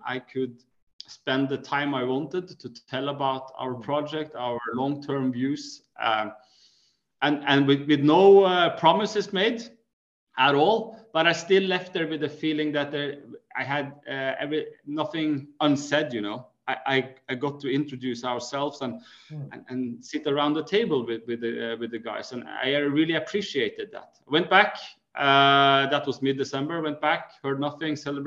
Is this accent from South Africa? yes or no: no; Norway; we come from Norway.